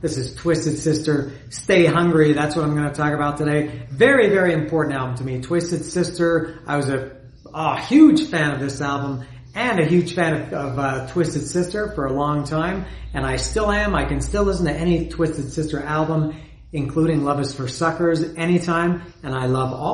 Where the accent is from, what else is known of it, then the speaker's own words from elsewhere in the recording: Canada; The videos were on Much Music, not MTV, because I'm from Canada